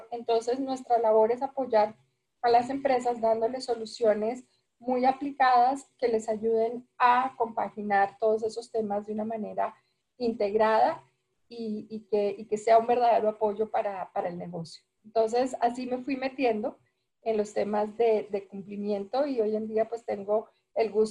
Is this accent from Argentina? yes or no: no; Peru; moved away as an adult; also born or lived in Bogotá; yo pues, estudié, estudié en, Bogotá, aunque crecí en Perú, crecí, hice el, el bachillerato en Perú y, además, antes de irme para Perú, me fui para Perú a los 10 años.